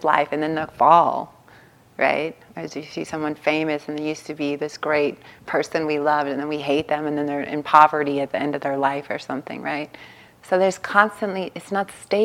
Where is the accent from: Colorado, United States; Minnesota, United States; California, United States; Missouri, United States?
California, United States; Long Beach; I grew up in East Long Beach, Compton border